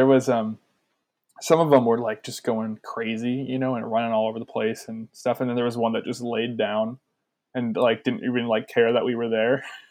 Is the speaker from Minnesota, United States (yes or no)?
yes; Brainerd, Minnesota, United States; now in Duluth, United States; because I'm from Brainerd originally.